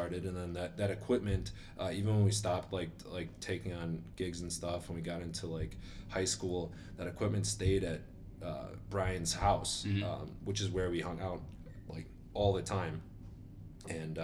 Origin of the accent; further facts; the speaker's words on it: Park Ridge, Illinois, United States; I grew up in Park Ridge